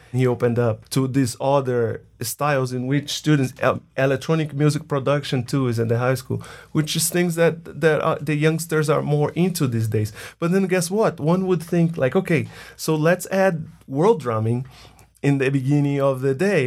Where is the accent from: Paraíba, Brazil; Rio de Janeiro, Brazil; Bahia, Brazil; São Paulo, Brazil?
Bahia, Brazil; moved away as an adult; now in United States; I'm from Brazil, more specifically from the northeast of Brazil. a state called Bahia.